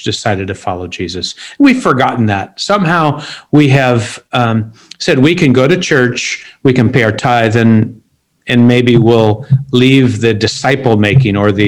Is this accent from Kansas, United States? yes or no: no; Seattle, Washington, United States; moved away as an adult; also born or lived in Sri Lanka / Philippines / New York City; now in Beirut, Lebanon; I grew up in Seattle, one of the most unchurched cities in America